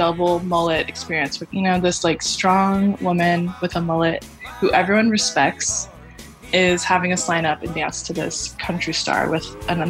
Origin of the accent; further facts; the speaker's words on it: Texas, United States; So I grew up in Texas